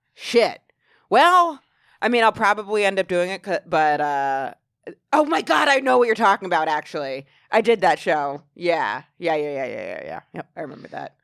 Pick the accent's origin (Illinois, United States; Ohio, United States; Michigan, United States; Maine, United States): Maine, United States; now in New York, United States; I'm from such a small town in Maine